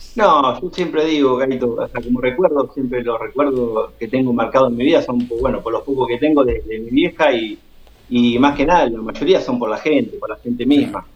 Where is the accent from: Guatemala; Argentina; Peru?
Argentina; Agustín Roca, Buenos Aires Province; also born or lived in Junín; Agustín Roca, que es mi pueblo, donde es mi mamá